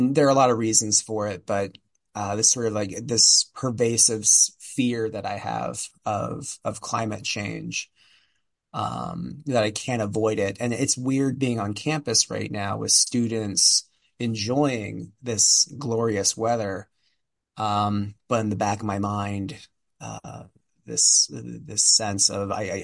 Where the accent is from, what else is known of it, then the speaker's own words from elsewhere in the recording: outside Philadelphia, Pennsylvania, United States; I grew up in outside Philadelphia